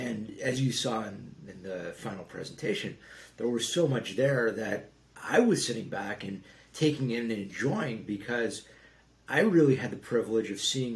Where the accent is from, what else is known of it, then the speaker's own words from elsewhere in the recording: Los Angeles, California, United States; both parts of Los Angeles, my hometown